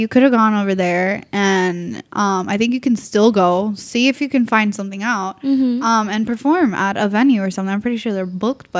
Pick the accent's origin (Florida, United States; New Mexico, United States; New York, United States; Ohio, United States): Florida, United States; Miami; now in Orlando, United States; I'm from Miami. It's my hometown.